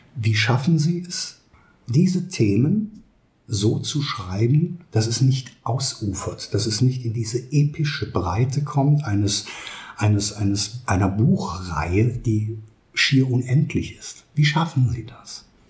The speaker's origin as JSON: {"language": "German", "country": "Germany", "tie": "born or raised there", "moved": "yes", "said": "Wenn ich in die Eifel, meiner Heimat, zurückfahre, dann weiß ich, dass ich meine Verwandten dort treffe"}